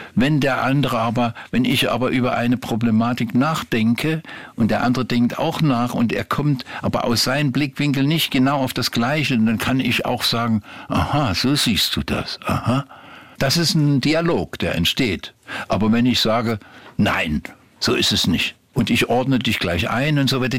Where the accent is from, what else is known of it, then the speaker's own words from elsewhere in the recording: Meissen, Saxony, Germany; moved away; also born or lived in Grimma; Da wohnte ich ja als Kind erstmal in Meißen. Ja. Bin ja, habe meine ganze Kindheit in Meißen verbracht